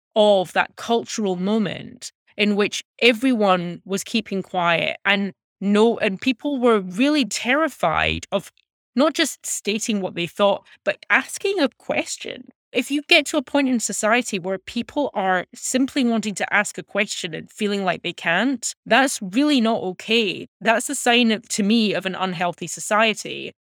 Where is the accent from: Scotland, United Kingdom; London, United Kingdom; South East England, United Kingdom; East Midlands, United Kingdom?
Scotland, United Kingdom; Glasgow; moved away as an adult; now in United States; I was born and raised in Glasgow